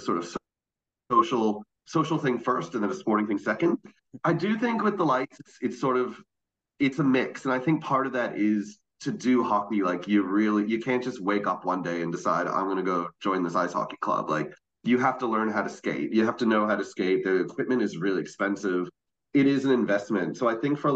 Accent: Boston, Massachusetts, United States; moved away as an adult; now in Melbourne, Australia; I'm visiting from Melbourne, but I used to live in Boston. Grew up here

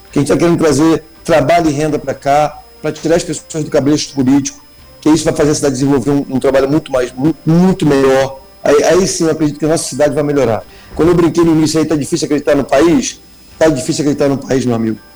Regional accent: Moçoaba, Rio de Janeiro, Brazil; eu sou da Moçoaba

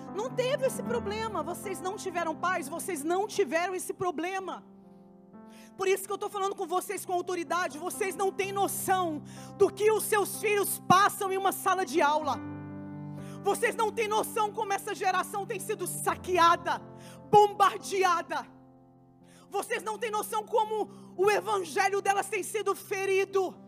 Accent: Goiás, Brazil; eu cresci na Assembleia de Deus. No estado de Goiás, eu fui a primeira jovem com a idade que eu tinha

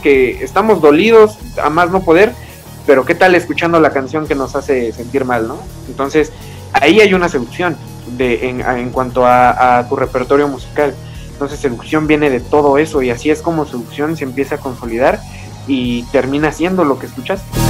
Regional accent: Mexico City, Mexico; nosotros somos aquí originarios de la Ciudad de México

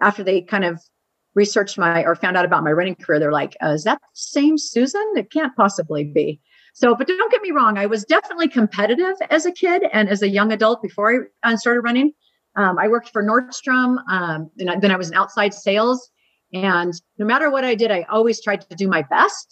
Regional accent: Seattle, Washington, United States; moved away as an adult; now in Arizona, United States; I grew up in West Seattle, Northwest, where it's nice and rainy and green

